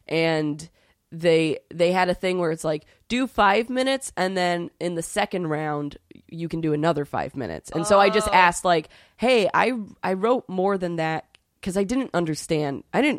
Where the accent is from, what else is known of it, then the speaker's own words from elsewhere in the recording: New York City, New York, United States; also born or lived in Vero Beach, United States; I was pretty miserable in Florida because I'm from here. I'm from New York City originally